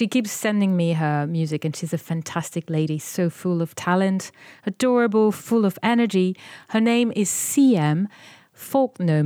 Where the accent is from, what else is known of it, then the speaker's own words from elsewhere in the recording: France; accent: French; this is my French accent coming back.